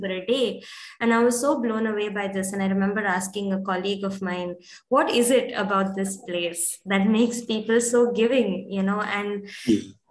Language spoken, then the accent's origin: English; India; being born and brought up in India